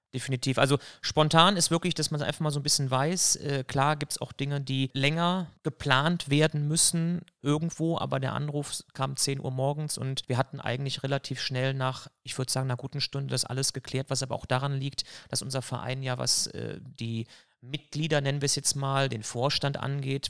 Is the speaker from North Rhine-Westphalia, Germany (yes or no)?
yes; Elsdorf, North Rhine-Westphalia, Germany; also born or lived in Cologne / Düsseldorf / Leverkusen / Erftstadt; ursprünglich komme ich tatsächlich aus Köln, bin in Köln gewohnt, Ich habe es im Pass drinne stehen